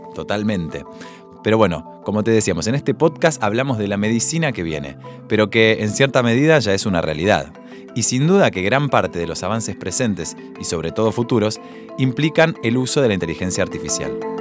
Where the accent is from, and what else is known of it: Argentina